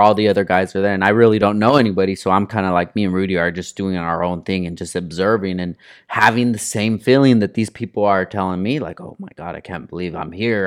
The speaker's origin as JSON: {"language": "English", "town": "Oxnard", "region": "California", "country": "United States", "said": "I'm from Oxnard"}